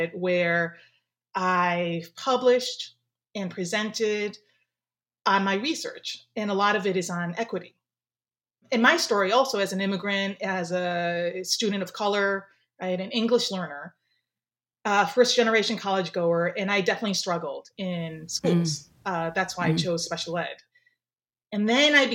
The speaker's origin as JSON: {"language": "English", "town": "Skokie", "region": "Illinois", "country": "United States", "tie": "born or raised there", "also_born_or_lived": "Japan", "said": "I grew up in Skokie, Illinois"}